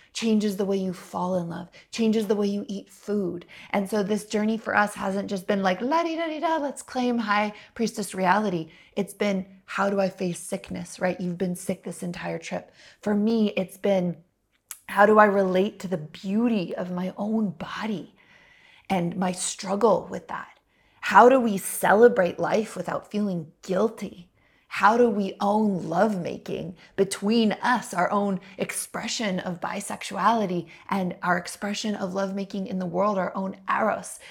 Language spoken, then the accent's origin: English; United States; as a little girl and little white girl growing up in America